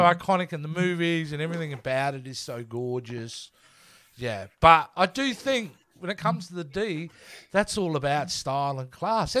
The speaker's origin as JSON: {"language": "English", "country": "Australia", "said": "I'm Australian"}